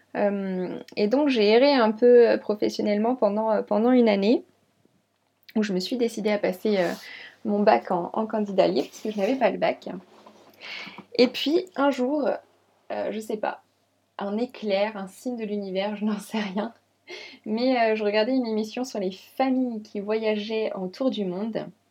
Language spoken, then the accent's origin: French; Lyon, Auvergne-Rhône-Alpes, France; moved away as an adult; also born or lived in Champagne, near Reims; now in Reims area, France; Donc je suis née à Lyon. J'ai toujours habité dans la région Rhône-Alpes